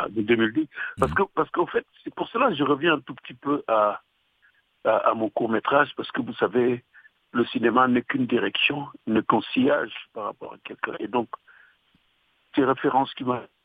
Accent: Dakar, Senegal; je suis né à Dakar

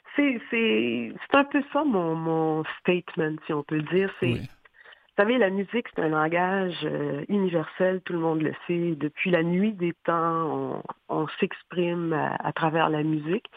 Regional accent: Haiti; now in Montreal, Canada; j'ai grandi j'ai passé vraiment euh, toute mon enfance en Haïti.

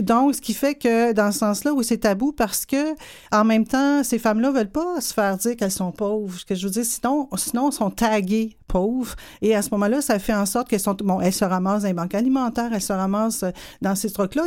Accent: Montreal, Quebec, Canada; je viens d'une famille de sept enfants. Euh, dans le quartier ouvrier de Hochelaga-Maisonneuve.

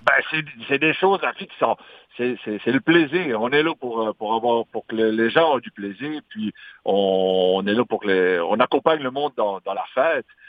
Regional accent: Magdalen Islands, Quebec, Canada; accent: Madelinot

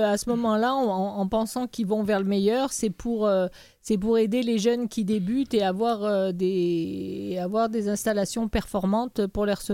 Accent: France; now in Canada; Chez nous, en France

